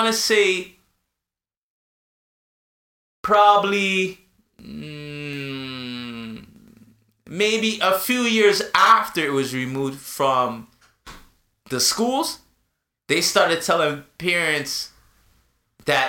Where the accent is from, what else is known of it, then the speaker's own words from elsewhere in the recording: Canada; also born or lived in Jamaica; I'm coming from Canada. A Canadian school system